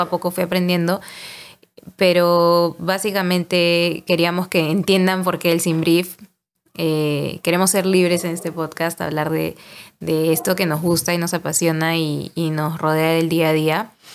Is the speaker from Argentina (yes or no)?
no; Peru; Somos peruanos